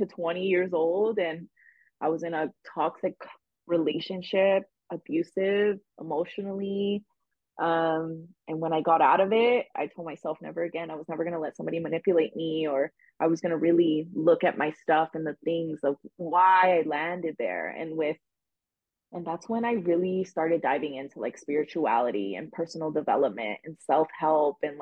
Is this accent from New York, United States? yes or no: no; Los Angeles, California, United States; I grew up in the San Fernando Valley, which is located like 15 minutes from Los Angeles